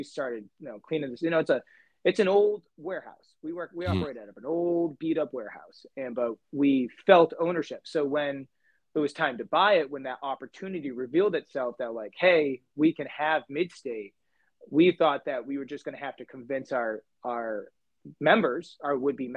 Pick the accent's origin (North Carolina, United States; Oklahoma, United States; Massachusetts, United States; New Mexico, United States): Massachusetts, United States; New Bedford; moved away as an adult; now in Merced, United States; I'm originally from New Bedford, Massachusetts, which is just a little bit south of Boston. When I moved here in 2011